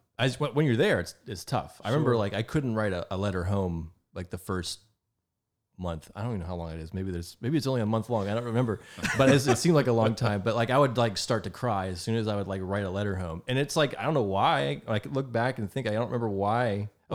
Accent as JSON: {"language": "English", "town": "Rayland", "region": "Ohio", "country": "United States", "tie": "born or raised there", "said": "Well, I grew up on County Road 15, which is our post office was in Rayland, Ohio. So our we were technically in Raylan, but we were kind of out in the country. But yeah, so I grew up close to Steubenville, Ohio."}